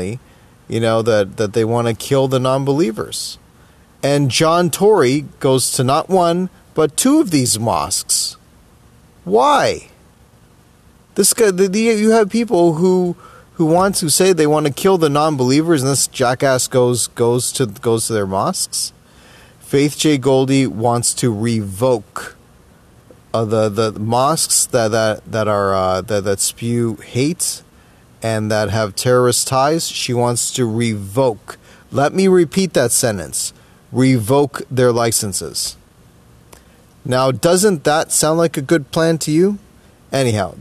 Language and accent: English; Toronto, Ontario, Canada; I was born in Toronto East General Hospital. I grew up in the West End of Toronto. You know, this is my hometown